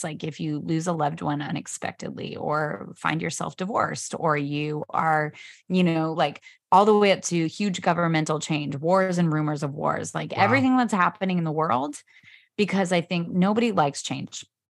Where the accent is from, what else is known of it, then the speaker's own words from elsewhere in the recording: Pacific Northwest, United States; born there; also born or lived in Australia / New York City; I was born in the Pacific Northwest and then lived in Australia, lived in New York City, and now down here.